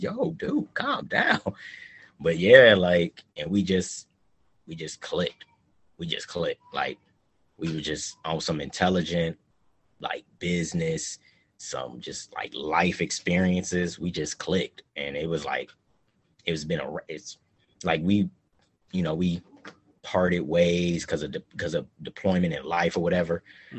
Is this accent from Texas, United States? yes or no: no; Cleveland, Ohio, United States; moved away as an adult; also born or lived in San Diego, California; I'm originally from Cleveland. Yeah, I'm from Cleveland, Ohio.